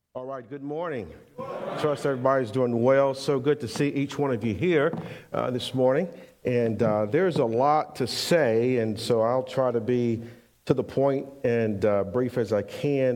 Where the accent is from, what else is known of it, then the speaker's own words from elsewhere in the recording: Pensacola, Florida, United States; moved away as an adult; also born or lived in Bainbridge / Syracuse, New York; We're actually from Pensacola, Florida, and so we end up going to Syracuse, New York